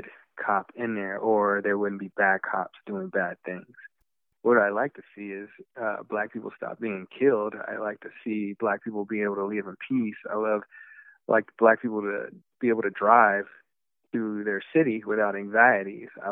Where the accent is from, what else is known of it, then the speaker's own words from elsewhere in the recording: Texas, United States; I'm from Texas, from the South